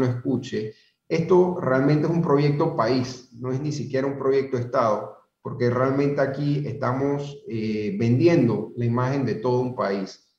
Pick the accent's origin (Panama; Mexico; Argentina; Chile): Panama; todos pongamos la mejor cara como panameños